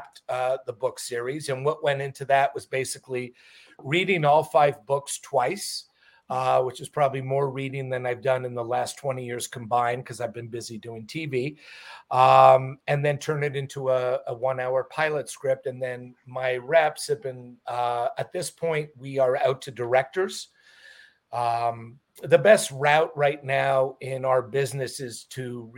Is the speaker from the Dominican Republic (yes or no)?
no; Montreal, Quebec, Canada; moved away as an adult; now in Los Angeles, United States; I'm originally from Montreal, Canada. Moved to LA when I was about 22 years old